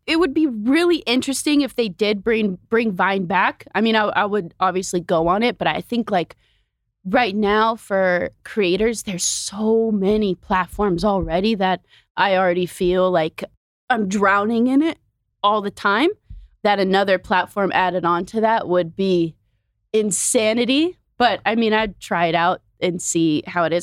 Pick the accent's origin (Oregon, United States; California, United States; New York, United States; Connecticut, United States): Oregon, United States; moved away as an adult; also born or lived in Bay Area; now in Los Angeles, United States; I'm from Oregon, and my family just moved to L